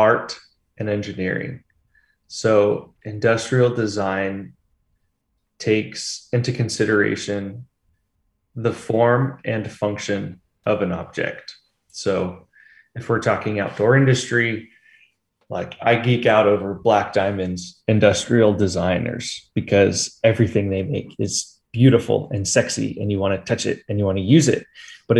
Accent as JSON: {"language": "English", "country": "United States", "tie": "born or raised there", "said": "I grew up in Lake Tahoe in the mountains, skiing, biking by the lake"}